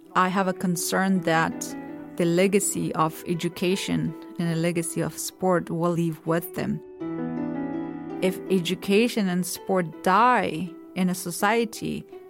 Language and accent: English; Kabul, Afghanistan; moved away; I was born in Afghanistan, in the capital, Kabul.